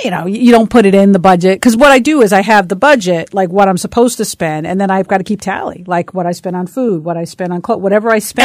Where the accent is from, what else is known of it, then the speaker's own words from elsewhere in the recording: Bloomfield, United States; I grew up in Bloomfield